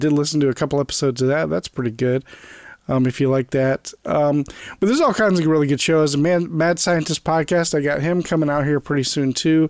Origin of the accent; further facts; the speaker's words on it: Florida, United States; moved away as an adult; now in Virginia, United States; right now I'm in Virginia. I'm from Florida, but I just had to move to Virginia a few months ago. But I am going to be going back to Florida probably in the summer.